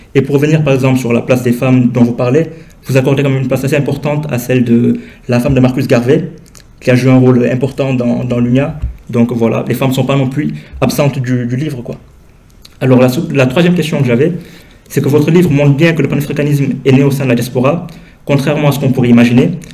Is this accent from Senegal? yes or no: yes; Senegal; je suis originaire du Sénégal